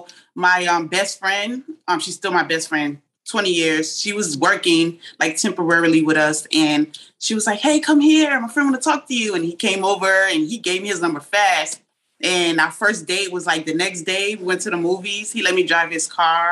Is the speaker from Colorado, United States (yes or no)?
no; Georgia, United States; also born or lived in Boston / Rhode Island; I grew up in Georgia, partly Rhode Island, but mostly Georgia